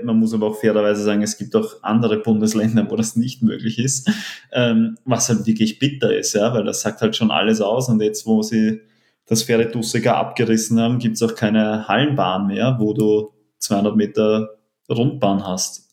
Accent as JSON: {"language": "German", "region": "Vienna", "country": "Austria", "tie": "born or raised there", "said": "als gebürtigen Wiener, aufgewachsen hinterm Rathaus"}